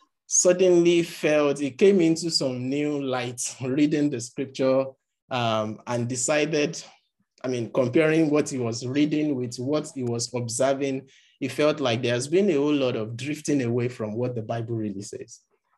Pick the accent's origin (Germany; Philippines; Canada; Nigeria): Nigeria; first language Yoruba; English is a second language; some people that were speaking Yoruba language, which is my mother tongue, and I choose to record the account in English.